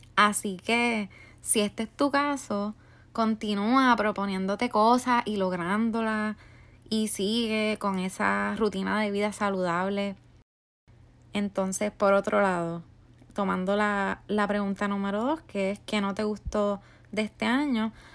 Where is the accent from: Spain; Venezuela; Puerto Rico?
Puerto Rico; now in United States; yo soy de Puerto Rico y resido en Estados Unidos